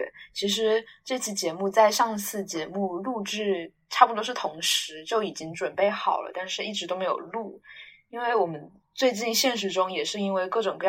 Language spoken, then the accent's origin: Chinese; Guangdong, China; first language Mandarin; 因为我是在广东长大的，但是我家里父母都不是广东人，所以也不会说广东话。然后父母是不同地方的人，所以也不会说各自的家乡话，所以我是不懂任何一种方言的。